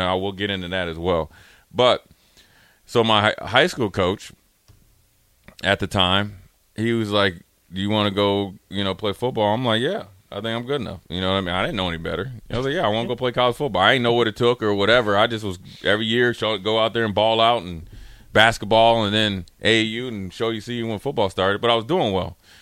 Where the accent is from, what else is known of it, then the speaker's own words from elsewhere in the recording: Minnesota, United States; I was from Minnesota